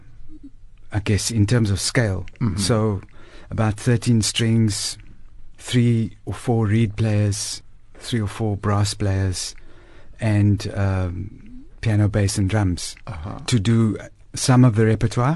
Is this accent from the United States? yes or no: no; Cape Town, Western Cape, South Africa; moved away as an adult; now in Johannesburg, South Africa; I'm born and bred in Crawford in Cape Town